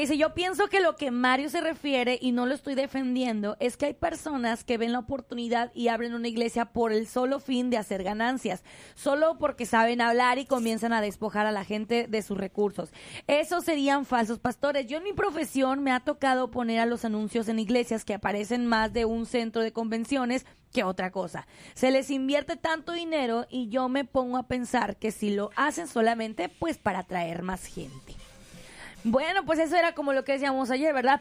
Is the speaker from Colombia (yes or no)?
no; northern Mexico, Mexico; accent: norteño; yo soy mexicana